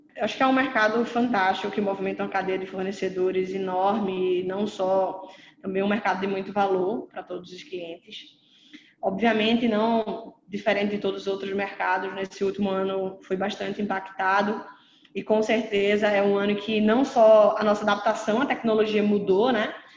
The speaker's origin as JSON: {"language": "Portuguese", "region": "Pernambuco", "country": "Brazil", "said": "Eu sou pernambucana"}